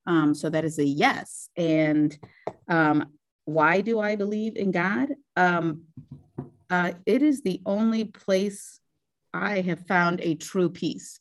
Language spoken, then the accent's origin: English; Brimfield, Ohio, United States; also born or lived in Columbus, Ohio; we moved to Brimfield, Ohio, where I was raised in that area for the rest of my life